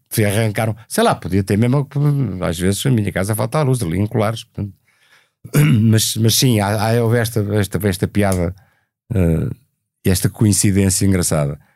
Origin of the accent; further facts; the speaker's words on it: Cuba; vamos pegar na música que o Luís traz e na, e na nacionalidade dele e na, na, nas características dele enquanto português e vamos trazer da nossa cubanidade